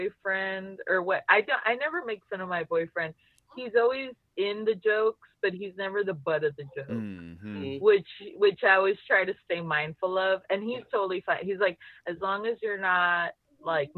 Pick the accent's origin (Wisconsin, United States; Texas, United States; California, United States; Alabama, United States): Texas, United States; Laredo; I'm from Laredo